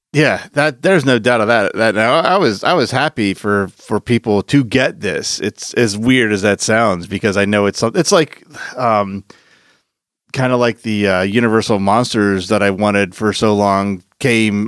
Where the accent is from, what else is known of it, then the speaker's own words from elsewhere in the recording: Philadelphia, Pennsylvania, United States; moved away; I am originally from Philadelphia